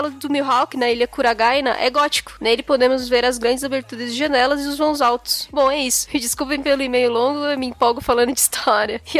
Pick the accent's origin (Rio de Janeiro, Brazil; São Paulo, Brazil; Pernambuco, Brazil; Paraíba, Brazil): Paraíba, Brazil; Patos; estudante de arquitetura e urbanismo. Sou de Patos, Paraíba, e vim falar sobre uma pequena canelada de vocês.